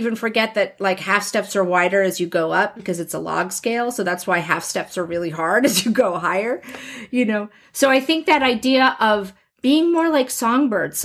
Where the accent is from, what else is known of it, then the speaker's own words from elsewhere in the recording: New Jersey, United States; I grew up in New Jersey with the mafia